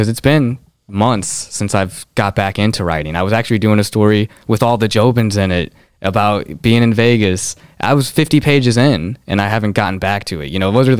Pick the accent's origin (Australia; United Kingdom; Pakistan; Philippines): Philippines; I'm 5'2", I'm Filipino, I'm you know, these are definitive facts.